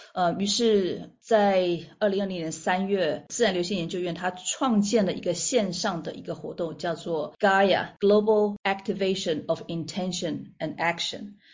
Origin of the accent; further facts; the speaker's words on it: Taiwan; 我在台湾出生长大，那到了国外留学回来